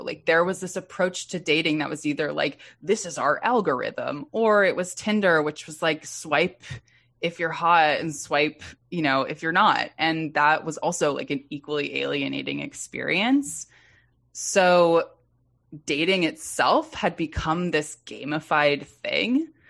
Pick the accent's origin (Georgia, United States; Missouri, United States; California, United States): California, United States; Los Angeles; Yeah, I'm from West Los Angeles. For whatever reason, we all make choices at 17. My choice was to go to college in Minnesota